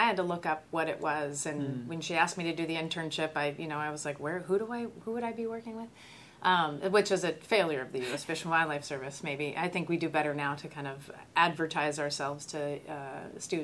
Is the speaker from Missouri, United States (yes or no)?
no; Southern California, United States; moved away as an adult; also born or lived in San Diego, California; now in New Mexico, United States; I grew up in Southern California